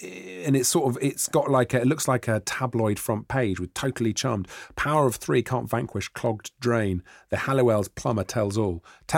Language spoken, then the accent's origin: English; Welsh, Wales, United Kingdom; now in London, United Kingdom; I am a Welsh person.